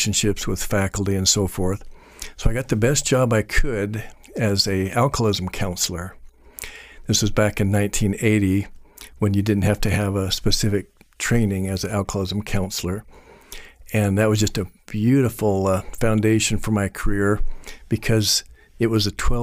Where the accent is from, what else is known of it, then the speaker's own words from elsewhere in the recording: Boise, Idaho, United States; also born or lived in Belgium; I was born and raised here in Boise